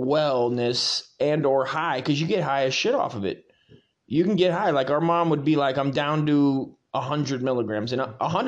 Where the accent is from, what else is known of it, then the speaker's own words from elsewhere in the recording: Hesperia, California, United States; we grew up in Hesperia in a desolate desert of a shithole.